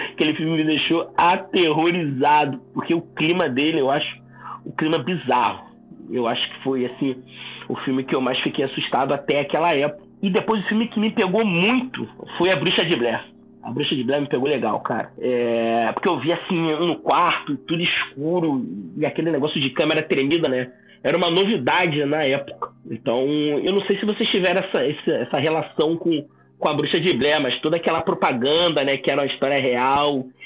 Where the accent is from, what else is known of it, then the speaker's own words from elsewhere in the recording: São Gonçalo, Rio de Janeiro, Brazil; eu nasci e cresci em São Gonçalo